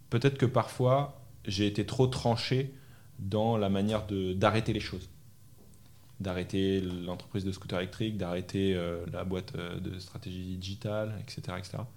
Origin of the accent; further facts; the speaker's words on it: Normandy, France; also born or lived in Île-de-France / Belgium / Brazil; Je suis né dans le sud de la France, j'ai grandi euh, en Normandie, en région parisienne, en Belgique. J'ai passé trois ans en Belgique.